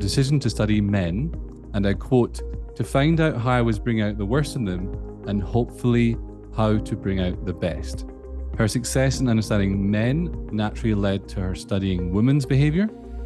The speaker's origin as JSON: {"language": "English", "region": "Scotland", "country": "United Kingdom", "accent": "Scottish", "said": "my Scottish accent"}